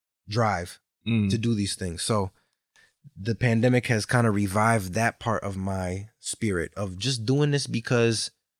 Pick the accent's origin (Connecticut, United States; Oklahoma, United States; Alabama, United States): Connecticut, United States; I have received the warmest welcome here in Connecticut, in my hometown, and so there's nights that I remember where those have filled me, my memories of performing.